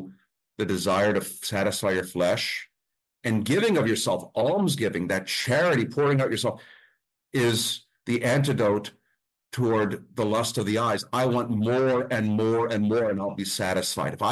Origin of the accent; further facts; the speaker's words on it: Mount Carmel, Pennsylvania, United States; I grew up with pierogies. I'm from Mount Carmel. We grew up with pierogies.